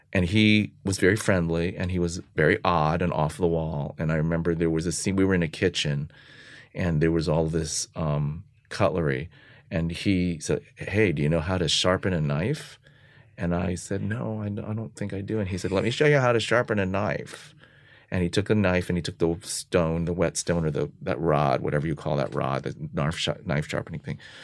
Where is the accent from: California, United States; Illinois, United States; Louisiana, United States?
California, United States; San Francisco; moved away as an adult; also born or lived in Los Angeles / New York; I'm from San Francisco